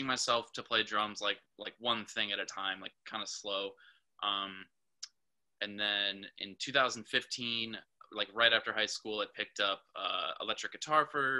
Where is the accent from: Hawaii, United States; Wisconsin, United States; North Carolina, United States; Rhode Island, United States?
Wisconsin, United States; Port Washington; moved away as an adult; now in Milwaukee, United States; I'm from Port Washington. So just, you know, like 25 miles north of here, grew up right on the lake